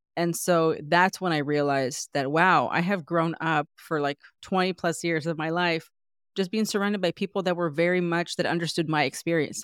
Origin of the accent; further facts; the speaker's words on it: San Diego, California, United States; moved away as an adult; now in New York, United States; I felt like everyone was Mexican American growing up because I grew up in San Diego